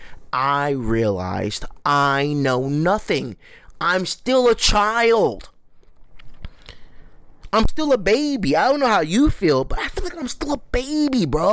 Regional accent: United States; I am so American

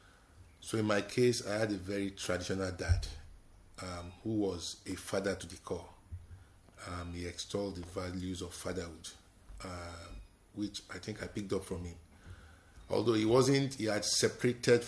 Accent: Lagos, Nigeria; moved away as an adult; also born or lived in Ibadan, Nigeria; now in London, United Kingdom; I was born in Ibadan, at the Oyo Hospital. And so I grew up in Lagos

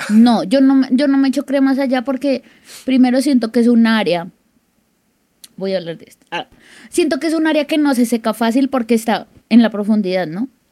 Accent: Bogotá, Colombia; yo soy de Bogotá

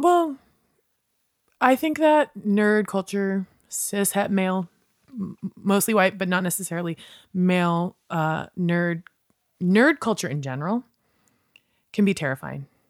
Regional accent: West Virginia, United States; moved away as an adult; also born or lived in New Orleans / Sacramento / New York City; now in Los Angeles, United States; growing up in West Virginia, I thought, oh, well, I'm a weirdo goth kid

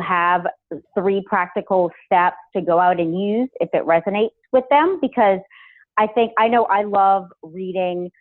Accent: New Orleans, Louisiana, United States; moved away as an adult; also born or lived in Los Angeles; to come out to Los Angeles from being born and raised in New Orleans

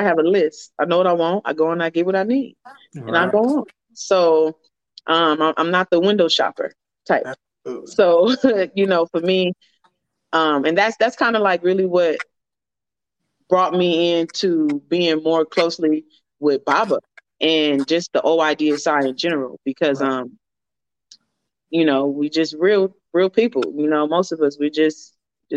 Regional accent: United States; I'm African American

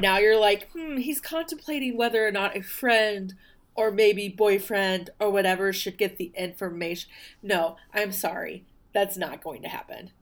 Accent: the South, United States; I'm from the South.

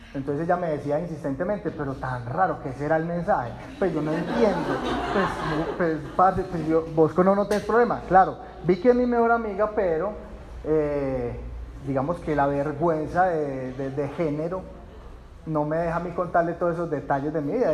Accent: Puerto Nare, Antioquia, Colombia; yo crecí en Puerto Nares

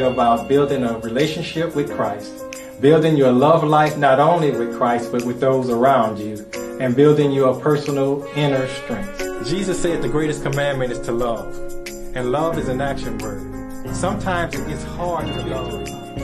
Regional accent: New Orleans, Louisiana, United States; now in Atlanta, United States; I'm from New Orleans originally. I live in Atlanta now

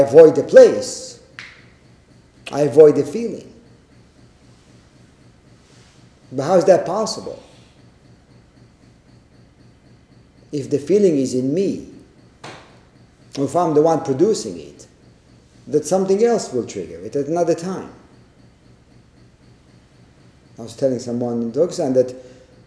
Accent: Israel; growing up in Israel

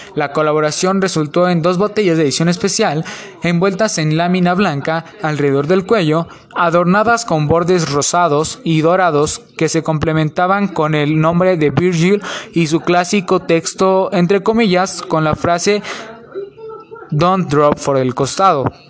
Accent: Mexico; son de México, al igual que yo

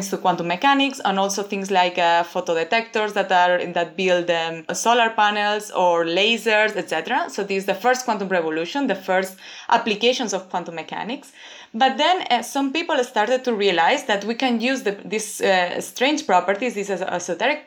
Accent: Barcelona, Catalonia, Spain; moved away as an adult; now in Toronto, Canada; I'm from Barcelona, from Spain, and I study physics there

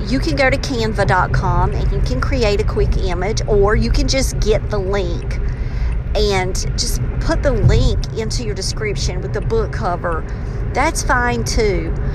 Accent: the South, United States; accent: southern; my southern accent

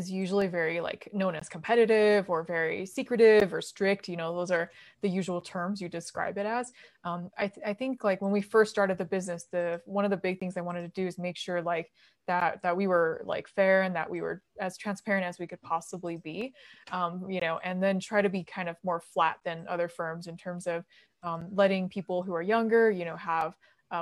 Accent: United States; also born or lived in Beijing, China; growing up in America

